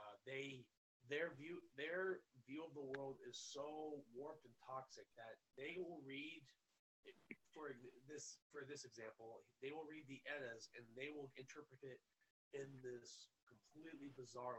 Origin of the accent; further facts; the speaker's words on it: United States; you and I are American